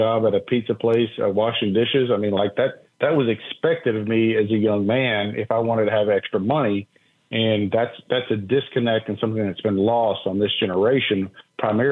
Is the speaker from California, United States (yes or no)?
no; Middle Tennessee, United States; I grew up in Middle Tennessee.